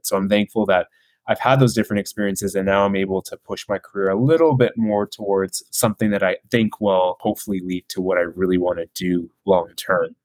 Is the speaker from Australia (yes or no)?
no; Burlington, Ontario, Canada; I went to high school in Burlington, Ontario, which is just about 45 minutes or so from Toronto. So that's where I grew up and went to high school